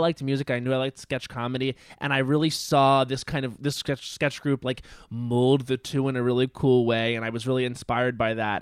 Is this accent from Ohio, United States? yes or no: no; Long Island, New York, United States; moved away; I'm from Long Island